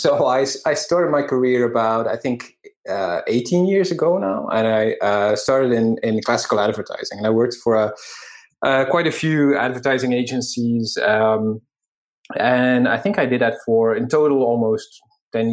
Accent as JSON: {"language": "English", "country": "Belgium", "moved": "yes", "said": "I'm from Belgium. And at the time, I still lived there as well."}